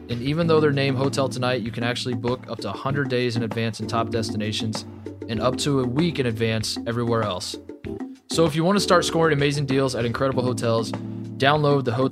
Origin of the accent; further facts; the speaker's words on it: Indianapolis, Indiana, United States; moved away as an adult; now in Columbus, United States; I was born and raised in Indianapolis. Uh, I have lived my adult life in Columbus, Ohio.